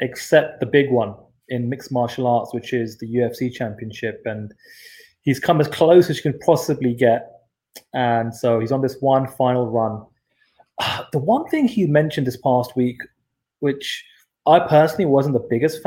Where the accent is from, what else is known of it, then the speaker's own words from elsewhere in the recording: Southall, London, United Kingdom; where I grew up in Southall